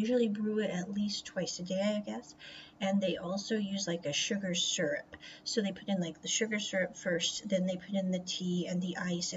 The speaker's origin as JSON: {"language": "English", "country": "United States", "moved": "yes", "lives_now": "Taiwan", "said": "As an American"}